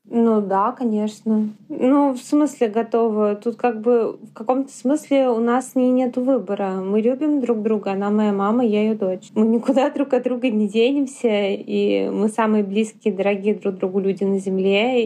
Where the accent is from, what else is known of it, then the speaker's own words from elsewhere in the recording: Yaroslavl, Yaroslavl Oblast, Russia; first language Russian; now in Moscow, Russia; Я из Ярославля